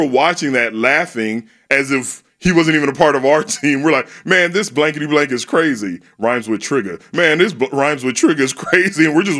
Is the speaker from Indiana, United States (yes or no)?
no; San Antonio, Texas, United States; now in Houston, United States; I grew up in San Antonio.